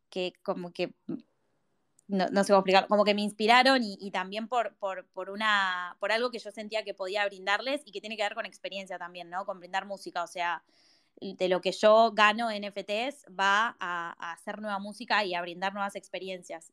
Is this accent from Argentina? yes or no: yes; Buenos Aires, Argentina; yo soy de Buenos Aires